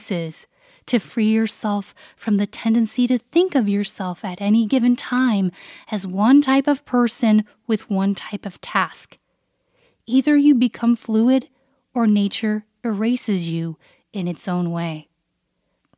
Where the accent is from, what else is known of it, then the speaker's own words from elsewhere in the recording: Canada; my upbringing as a Canadian